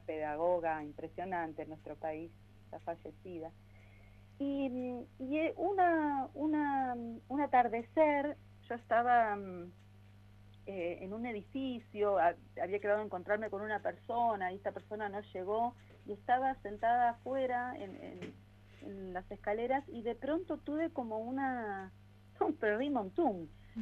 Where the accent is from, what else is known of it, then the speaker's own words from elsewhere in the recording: Patagonia, Argentina; also born or lived in Paris / Denmark / Buenos Aires; now in Bariloche, Argentina; yo soy patagónica, este, nací en la Patagonia